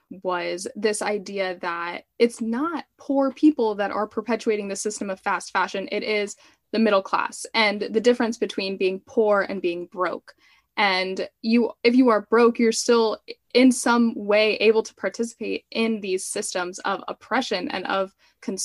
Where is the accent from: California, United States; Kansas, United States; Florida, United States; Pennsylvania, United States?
Florida, United States; Miami; I am Cuban American, and my mom immigrated when she was a child with her family. And I'm from Miami